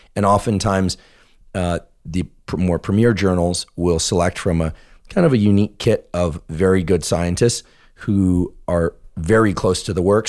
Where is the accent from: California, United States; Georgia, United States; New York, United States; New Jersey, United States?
California, United States; I grew up in California, and there were a lot of earthquakes